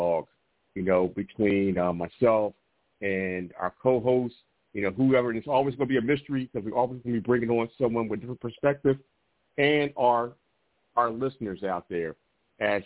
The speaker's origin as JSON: {"language": "English", "town": "Philadelphia", "region": "Pennsylvania", "country": "United States", "tie": "born or raised there", "moved": "yes", "said": "growing up in Philadelphia"}